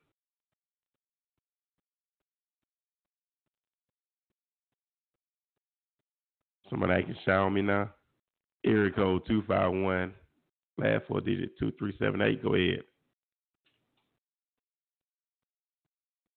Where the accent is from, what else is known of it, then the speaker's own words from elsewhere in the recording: Mobile, Alabama, United States; coming to you live from my hometown. My hometown of Mobile, Alabama